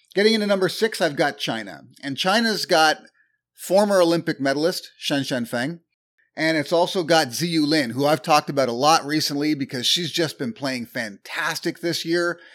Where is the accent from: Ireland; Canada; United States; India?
Canada; I'm Canadian